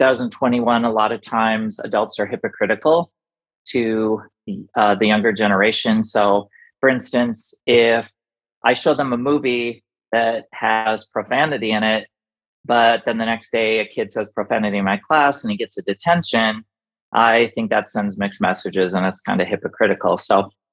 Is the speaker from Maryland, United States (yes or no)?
no; Washington, United States; now in Arizona, United States; I grew up in Washington. I'm now living in Arizona